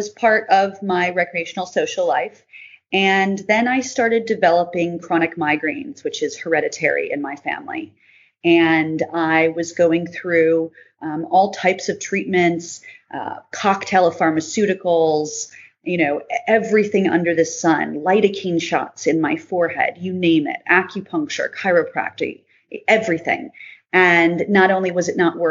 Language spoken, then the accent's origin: English; Chicago, Illinois, United States; now in Northern California, United States; I am originally from Chicago, but currently living in Northern California